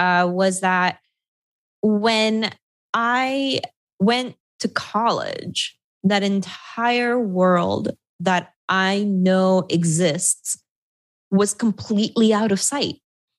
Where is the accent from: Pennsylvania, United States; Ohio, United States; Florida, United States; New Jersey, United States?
Florida, United States; South; I'm an American immigrant. My family moved to South Florida when I was 9 years old, and I grew up in and around the community of Latin American immigrants that live in that area